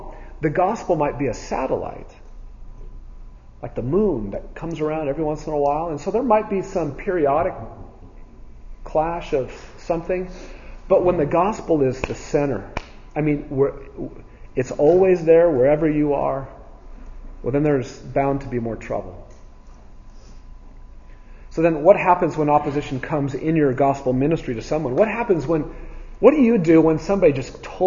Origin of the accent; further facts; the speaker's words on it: United States; American Christians